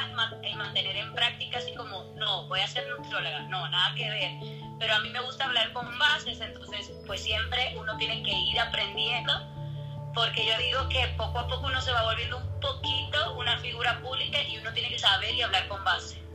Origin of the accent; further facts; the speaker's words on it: Santiago de los Caballeros, Santiago, Dominican Republic; donde yo soy, de la República Dominicana, en Santiago